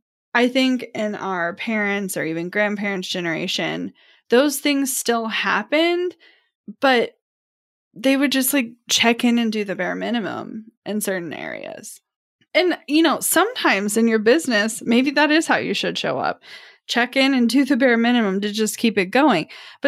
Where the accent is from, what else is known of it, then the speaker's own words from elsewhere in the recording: Midwest, United States; Now, I don't know if it's because I'm from the Midwest and I'm surrounded by the farming community. Like, even if I'm in the city, I grew up around small towns